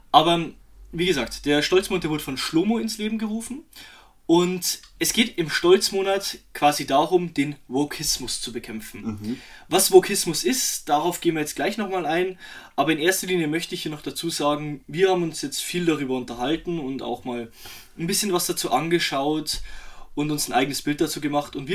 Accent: Germany; born there; wir sind beide gebürtige Deutsche

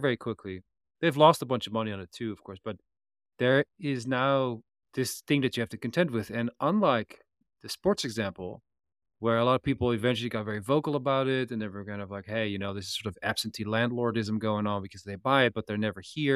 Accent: Netherlands; I come from the Netherlands

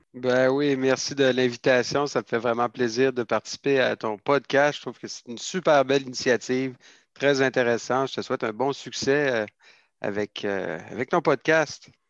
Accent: Quebec City, Quebec, Canada; moi, je suis originaire de la ville de Québec, en fait. Euh, j'ai grandi dans le centre-ville de Québec

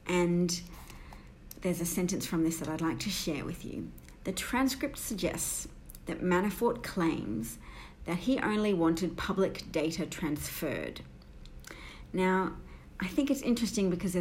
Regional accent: Australia; I'm an Australian

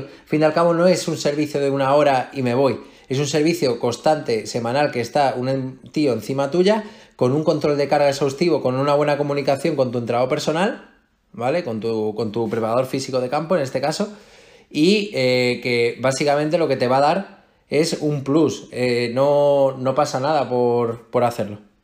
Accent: Melilla, Spain; moved away as an adult; now in Madrid, Spain; yo soy de Melilla

